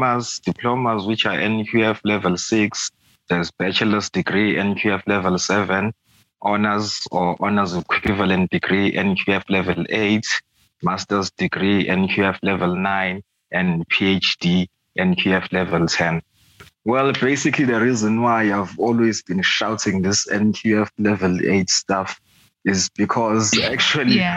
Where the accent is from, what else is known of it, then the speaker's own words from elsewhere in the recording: Pietermaritzburg, KwaZulu-Natal, South Africa; also born or lived in Swaimani; I was born in Pietermaritzburg. I still stay in Pietermaritzburg. I'm actually from a place called Swaimani